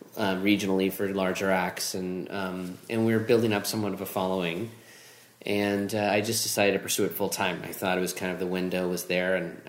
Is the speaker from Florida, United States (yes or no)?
yes; Orlando, Florida, United States; I grew up here in Orlando